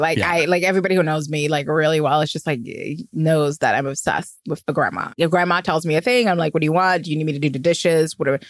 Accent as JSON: {"language": "English", "town": "New York City", "region": "New York", "country": "United States", "said": "I'm a New Yorker"}